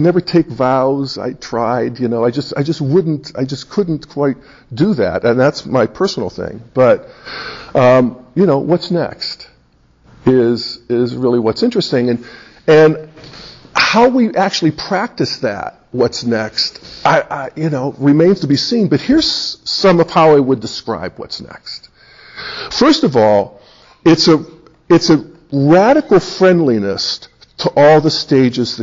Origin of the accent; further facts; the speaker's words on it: Western Pennsylvania, United States; now in Boulder, United States; I came from the Gun and God's people, you know, back in Western Pennsylvania